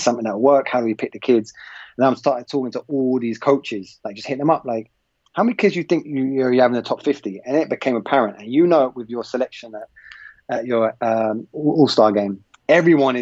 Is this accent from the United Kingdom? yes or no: yes; London, United Kingdom; moved away as an adult; also born or lived in Ealing; now in United States; I grew up in England.